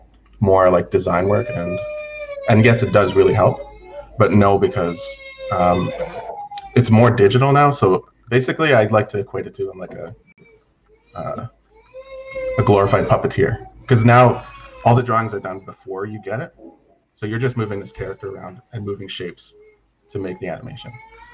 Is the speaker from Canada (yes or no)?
yes; Canada; also born or lived in British Columbia; Yeah, basically I grew up on Takaku Cree Nation under Treaty 6 territory. We jumped around back and forth from like Attack Coop to BC